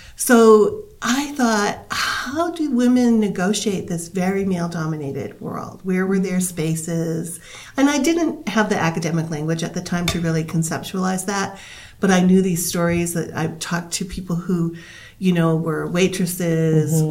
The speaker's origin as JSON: {"language": "English", "region": "Massachusetts", "country": "United States", "tie": "born or raised there", "moved": "yes", "lives_now": "Bozeman, United States", "said": "I grew up in Massachusetts."}